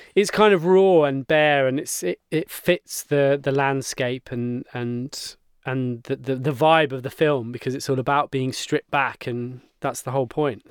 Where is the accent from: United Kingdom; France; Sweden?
United Kingdom; Cornwall, South West England; moved away; I grew up in Cornwall and my dad still lives down there